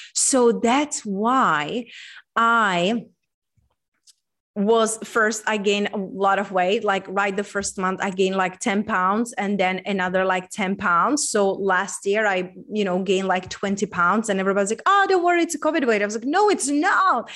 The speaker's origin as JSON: {"language": "English", "country": "Czechia", "tie": "born or raised there", "moved": "yes", "said": "I'm from Czech Republic. So, being born in Czech Republic, center of the Europe"}